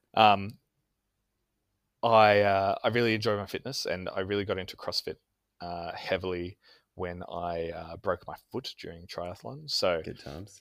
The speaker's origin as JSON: {"language": "English", "town": "Canberra", "region": "Australian Capital Territory", "country": "Australia", "said": "I am from Canberra, which is the capital of uh, Australia just south of Sydney"}